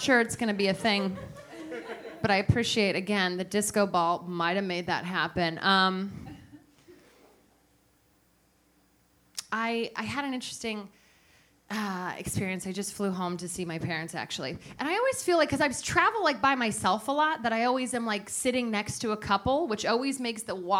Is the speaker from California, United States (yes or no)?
yes; San Francisco, California, United States; also born or lived in Los Angeles; now in New York, United States; I grew up in San Francisco